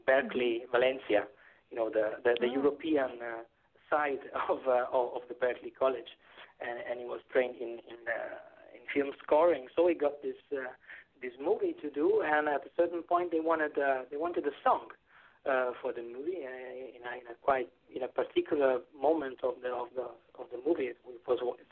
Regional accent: Genoa, Liguria, Italy; first language Italian; English is a second language; moved away as an adult; now in Brussels, Belgium; I come from Genoa

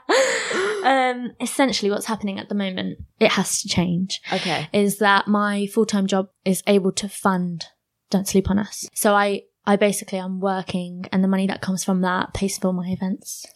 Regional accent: Luton, East of England, United Kingdom; I'm born and bred in Luton.

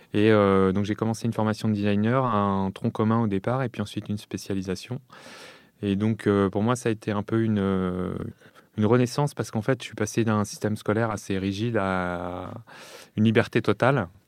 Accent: Lyon, Auvergne-Rhône-Alpes, France; j'ai grandi euh, à Lyon

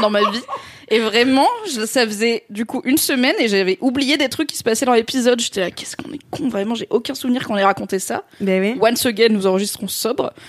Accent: south-east France, France; moved away; notamment du sud-est, puisque c'est là où j'ai grandi

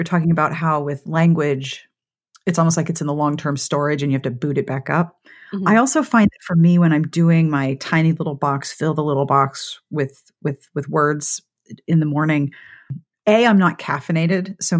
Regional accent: Pittsburgh, Pennsylvania, United States; I grew up in Pittsburgh, which was yuns.

